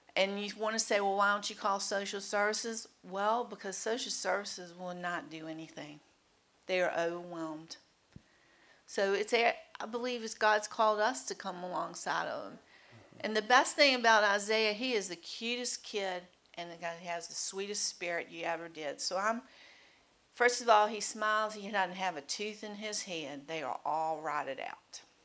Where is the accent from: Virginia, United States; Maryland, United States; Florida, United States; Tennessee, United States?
Virginia, United States; Mechanicsville; I grew up, we both grew up in Mechanicsville. I grew up in Studley